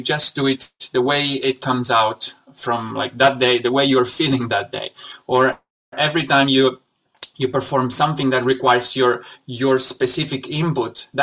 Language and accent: English; Italy; moved away as an adult; also born or lived in Shanghai, China; I'm originally from Italy, and but I spent the last 6 years of my life in Shanghai